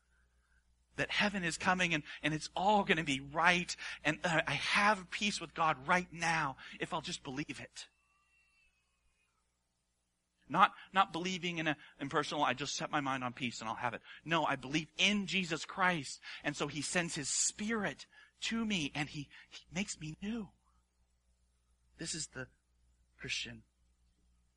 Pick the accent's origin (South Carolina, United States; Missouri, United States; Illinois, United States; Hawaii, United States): Hawaii, United States; I grew up in Hawaii.